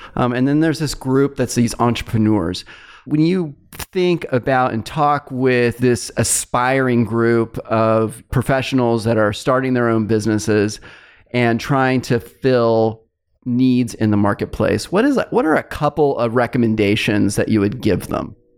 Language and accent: English; Fresno, California, United States; my hometown, Fresno State